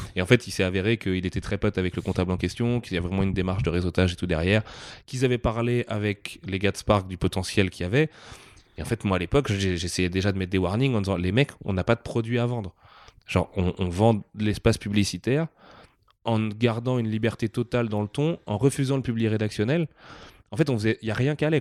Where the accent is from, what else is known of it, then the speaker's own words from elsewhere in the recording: Nantes, Pays de la Loire, France; en tant que Nantais